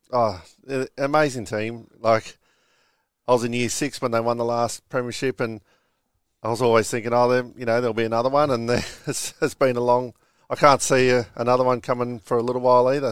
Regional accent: Moorebank, New South Wales, Australia; I'm from Moorbank. Um, yeah, just a normal childhood

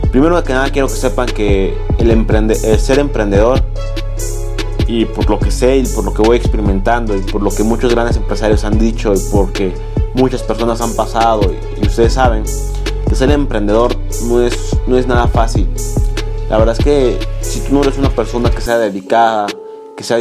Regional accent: Mexico; soy un emprendedor mexicano, tengo 19 años

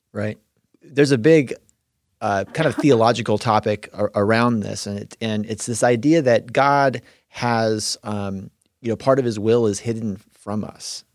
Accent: California, United States; now in Indiana, United States

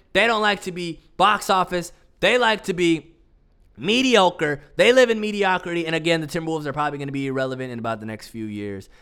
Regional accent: Minnesota, United States; I am from Minnesota

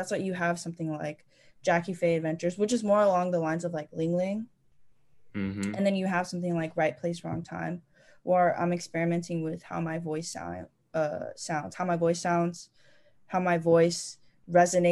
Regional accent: Dallas, Texas, United States; also born or lived in West Coast; we're from Lake Highlands, Dallas

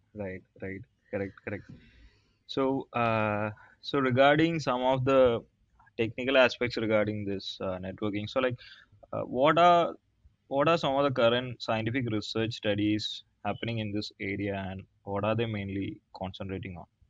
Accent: South India, India; I'm from South India

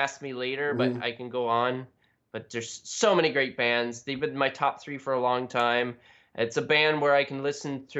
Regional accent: Canada; I'm from Canada, and we wear toques all the time

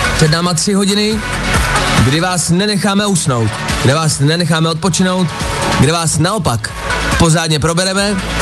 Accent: Dubí, Ústí nad Labem Region, Czechia; já jsem z Dubí

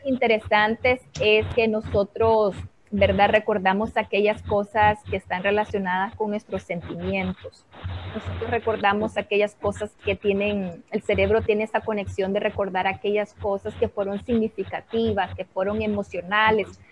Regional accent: Honduras

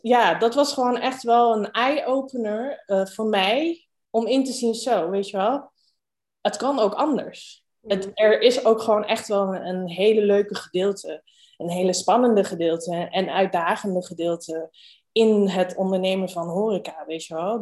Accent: Rijswijk, South Holland, Netherlands; also born or lived in Rotterdam / Amsterdam / Hong Kong; geboren in Rotterdam, opgegroeid in Rijswijk

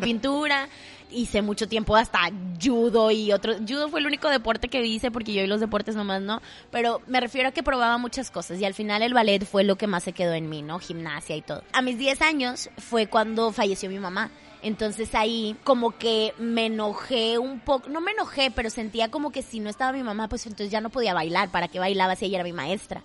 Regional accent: Monterrey, Nuevo León, Mexico; accent: regio; soy súper regia

